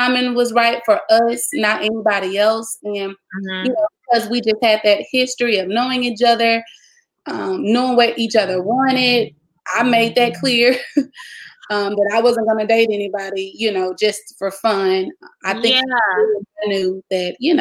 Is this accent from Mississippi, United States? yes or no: yes; Grenada, Mississippi, United States; I'm actually from Grenada, Mississippi, my hometown, born and raised